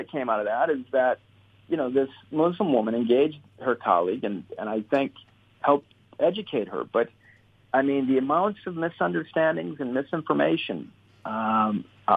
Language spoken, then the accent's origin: English; Southeast Michigan, United States; I was born and raised in Southeast Michigan